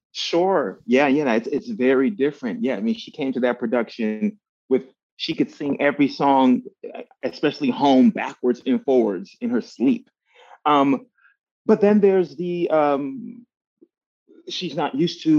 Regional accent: Miami, Florida, United States; I grew up in Miami, Florida

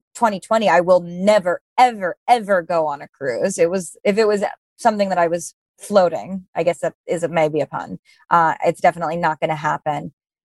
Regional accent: New York City, New York, United States; born or raised there

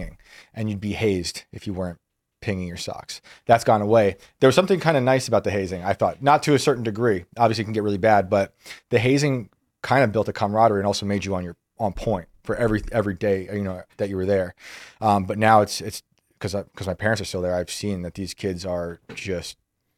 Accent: West Point, New York, United States; I grew up on West Point. Mm-hmm. This is my home of my whole life. My parents are still there. I was raised by these cadets.

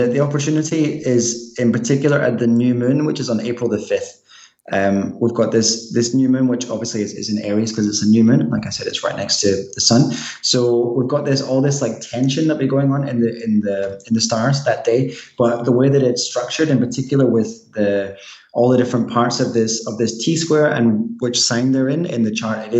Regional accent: Glasgow, Scotland, United Kingdom; And actually, people in Glasgow, where I'm from, by the way, if there's any other Scottish people listening to this podcast, say hello, because that'd be awesome.

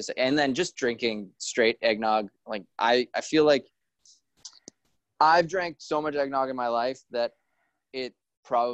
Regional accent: Prince George, British Columbia, Canada; also born or lived in Kelowna, Canada; now in Vancouver, Canada; I grew up in Prince George where my family, we always had Christmas together

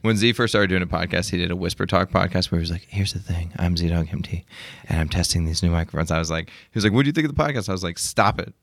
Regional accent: Arkansas, United States; moved away; also born or lived in San Mateo, California; when I grew up in Arkansas, we, uh, lived ne-, near the Peanut Factory

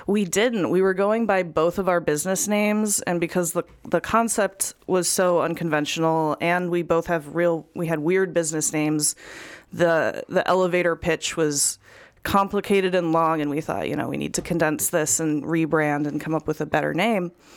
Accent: Chillicothe, Illinois, United States; moved away as an adult; also born or lived in Mineral Point, Wisconsin; I was born in Mineral Point, which is a little town in Wisconsin, um, but I grew up in Central Illinois in a town called Chillicothe, which is also very small.

